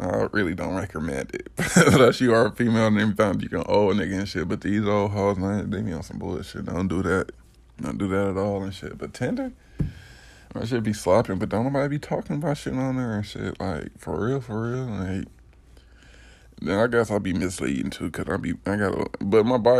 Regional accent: Detroit, Michigan, United States; I'm from Detroit. 89, 80s, baby

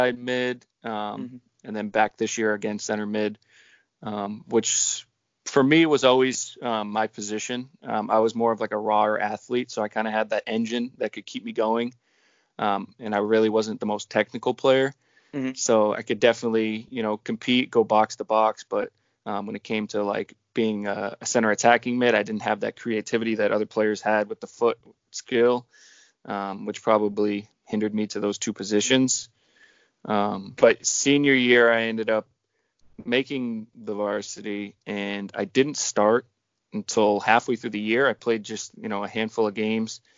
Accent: Woburn, Massachusetts, United States; my hometown, or my home city, Woburn

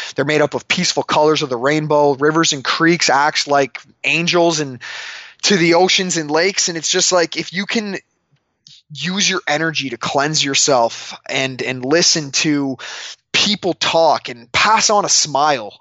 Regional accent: Canada; moved away; I'm from Canada, and I love it there

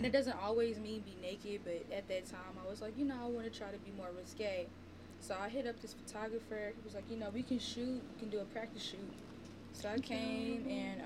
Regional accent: Nashville, Tennessee, United States; I'm from Nashville

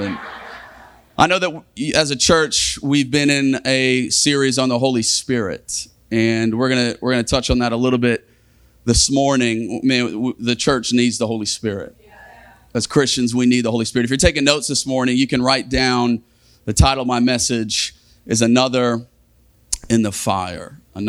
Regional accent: Australia; now in Virginia Beach, United States; We moved 20 years ago from Australia to Virginia Beach, just a little south of here.

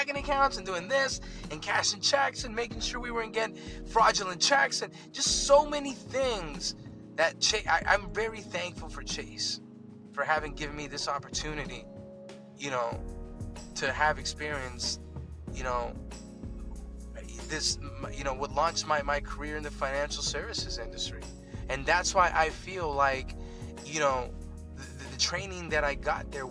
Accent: Los Angeles, California, United States; I grew up in downtown

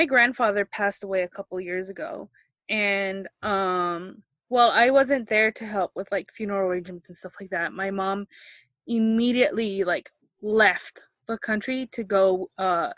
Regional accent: United States; I grew up here in the States

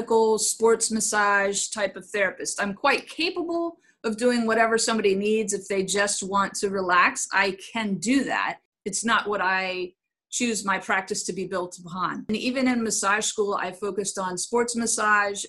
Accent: Inverness, Florida, United States; also born or lived in Brooksville, Florida; now in Brandon, United States; I was born in Brooksville, Florida, and grew up in Inverness, Florida

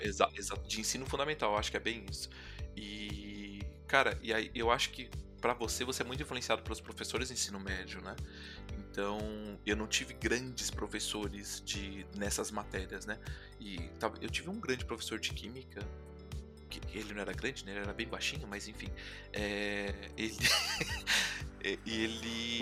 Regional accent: São Paulo, Brazil; also born or lived in Itapecerica da Serra; Eu nasci na cidade de São Paulo, eu sou paulista

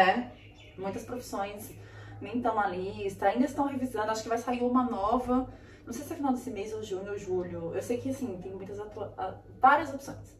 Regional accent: Brazil; moved away as an adult; now in Australia; no Brasil eu tive aula de espanhol na escola

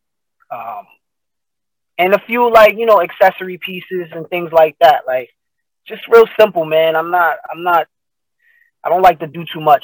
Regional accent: Paterson, New Jersey, United States; I am from Paterson, New Jersey

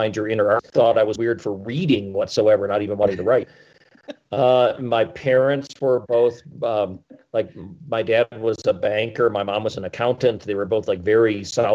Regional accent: Wisconsin, United States; now in Colorado, United States; I grew up in Wisconsin and I hated winter

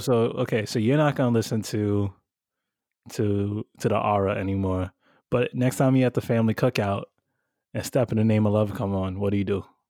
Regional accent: New York, United States; we grew up in New York

